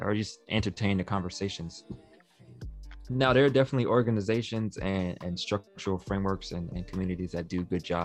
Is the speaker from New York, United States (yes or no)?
yes; New York City, New York, United States; I'm from Queens